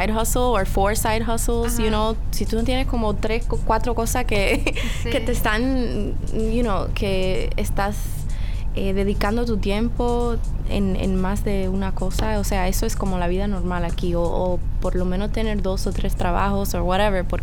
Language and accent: Spanish; Dominican Republic; now in Washington Heights, United States; Washington Heights, que es una comunidad que es la mayoría somos dominicanos que vivimos ahí